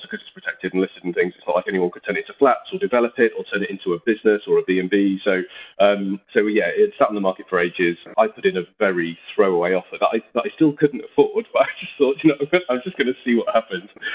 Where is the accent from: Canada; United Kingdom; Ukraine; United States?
United Kingdom; Yorkshire and the Humber; being a Yorkshireman that likes the value for money